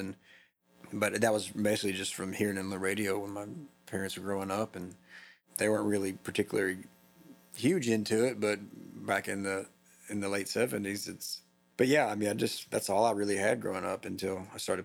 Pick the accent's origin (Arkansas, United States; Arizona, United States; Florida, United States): Arkansas, United States; Camden; moved away as an adult; also born or lived in Louisiana / Hot Springs, Arkansas; now in Eureka Springs, United States; I grew up in Camden, Arkansas